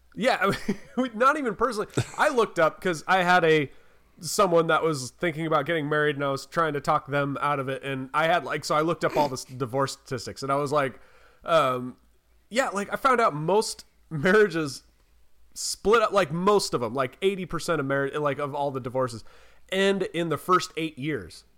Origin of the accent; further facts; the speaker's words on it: North Carolina, United States; I'm from North Carolina